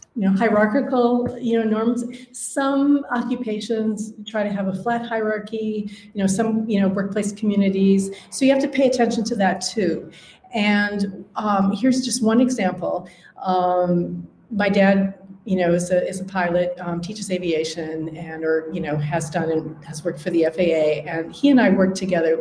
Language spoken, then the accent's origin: English; Upper Midwest, United States; accent: Upper Midwestern; moved away as an adult; also born or lived in Wisconsin; now in London, United Kingdom; it's American, it's North American, um, it's Upper Midwestern.